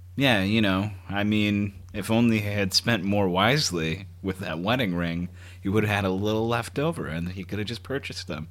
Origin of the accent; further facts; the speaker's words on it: Grand Rapids, Michigan, United States; moved away; I'm from West Michigan in the Lower Peninsula. Hometown is Grand Rapids